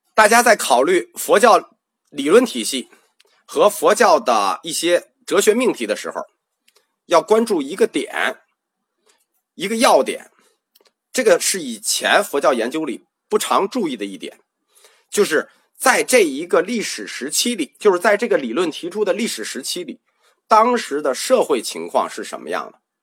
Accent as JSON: {"language": "Chinese", "country": "China", "said": "我们中国人就翻译食神、魂灵"}